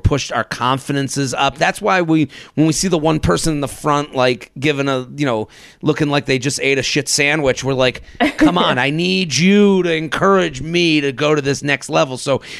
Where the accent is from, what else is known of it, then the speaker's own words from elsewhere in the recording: New England, United States; I'm from New England.